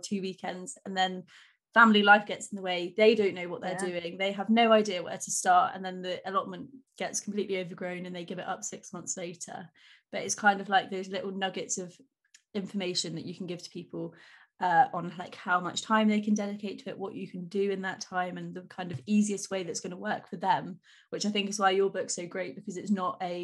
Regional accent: United Kingdom; we're all so polite British

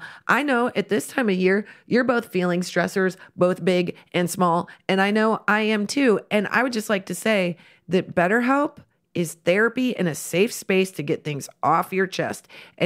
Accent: Midwest, United States; We're very from the Midwest.

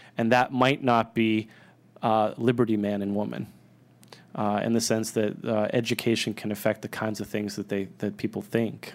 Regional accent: Northeast, United States; moved away; also born or lived in Austin; I grew up in the Northeast

